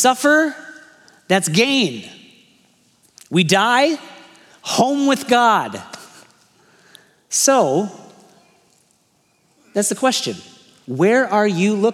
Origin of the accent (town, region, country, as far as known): United States